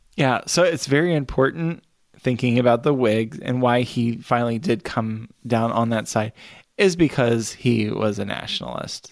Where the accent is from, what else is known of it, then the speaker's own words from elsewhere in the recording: Kentucky, United States; here he's buried in my home state.